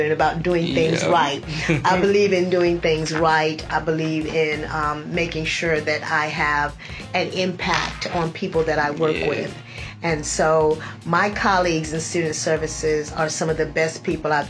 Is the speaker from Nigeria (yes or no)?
no; Philadelphia, Pennsylvania, United States; moved away; also born or lived in Virginia; I'm from Philadelphia